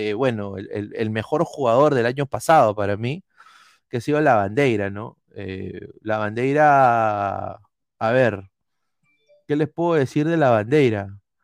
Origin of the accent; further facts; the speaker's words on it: Peru; tenemos como peruanos